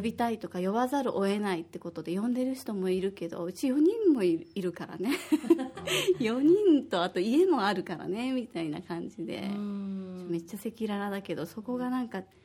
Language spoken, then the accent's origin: Japanese; Osaka, Japan; moved away as an adult; now in Okinawa, Japan; 私は大阪出身で